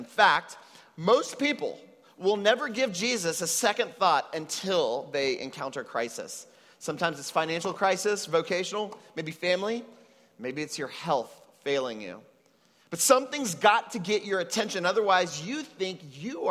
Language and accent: English; United States; now in Puerto Rico; I was raised in the United States to Mexican parents